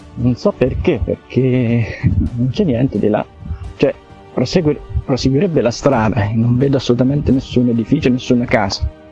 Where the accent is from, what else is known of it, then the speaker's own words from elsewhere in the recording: Italy; io sono nato qui, sono vissuto qui e quindi mi piace il posto in cui abito